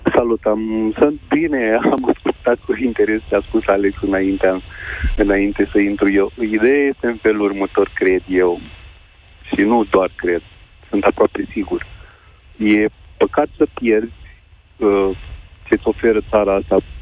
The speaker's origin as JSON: {"language": "Romanian", "town": "Iași", "region": "Iași County", "country": "Romania", "tie": "born or raised there", "moved": "as an adult", "lives_now": "Câmpulung Moldovenesc, Romania", "said": "mi-am părăsit orașul natal, Iașul, unde am trăit 30 ceva de ani"}